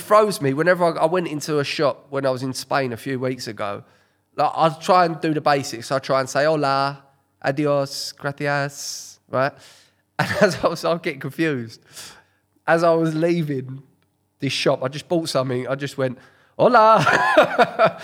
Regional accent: Essex, East of England, United Kingdom; my upbringing, growing up in Essex

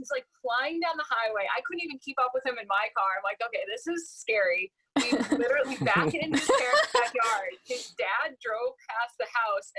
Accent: New Hampshire, United States; moved away as an adult; also born or lived in Delaware; And born and raised in New Hampshire.

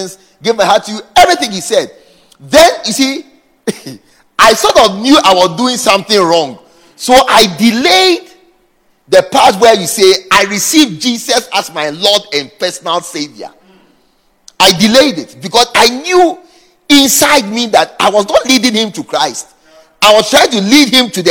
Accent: Ghana; moved away as an adult; also born or lived in Dakar, Senegal; I was from Ghana, from a great church.

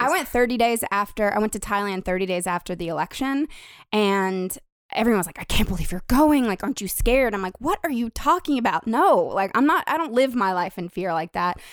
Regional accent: Nashville, Tennessee, United States; when I was growing up in Nashville

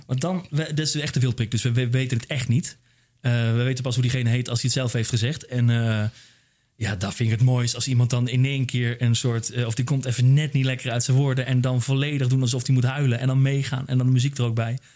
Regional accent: Randstad, Netherlands; Ik kom uit, uh, weet je, ik kom uit de Randstad.

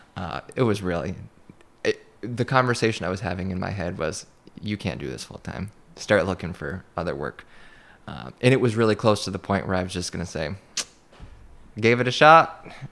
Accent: Madrid, New York, United States; growing up in Madrid

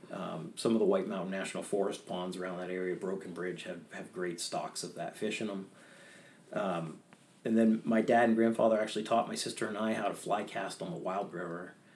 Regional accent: Bethel, Maine, United States; also born or lived in Peterborough, New Hampshire; I was raised in Bethel, Maine. I was actually born in Peterborough, Hampshire, New Hampshire, in 1976

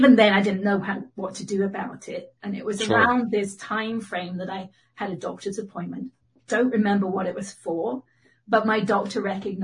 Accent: England, United Kingdom; accent: mid-Atlantic; now in United States; I'm in Northern California. I'm actually from England, so I have a kind of mid-Atlantic accent.

